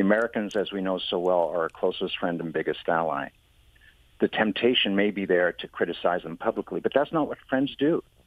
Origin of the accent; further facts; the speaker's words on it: Kingston, Ontario, Canada; I'm from Kingston, Ontario.